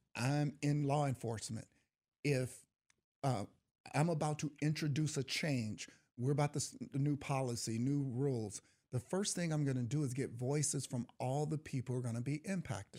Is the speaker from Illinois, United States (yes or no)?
yes; East St. Louis, Illinois, United States; I grew up in East Saint Louis